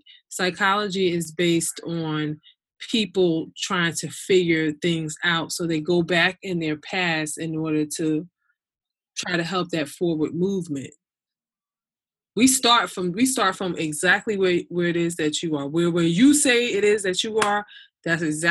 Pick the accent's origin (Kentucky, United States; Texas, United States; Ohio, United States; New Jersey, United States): New Jersey, United States; Newark; I was born and raised in Newark, New Jersey.